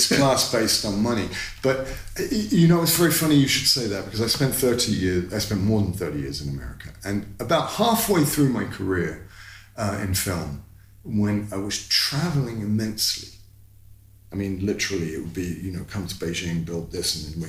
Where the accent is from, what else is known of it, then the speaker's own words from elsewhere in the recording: London, United Kingdom; I grew up in North London. With a single mother and obviously a foreign last name. And I grew up in Finsbury Park initially, and it was hardcore back then.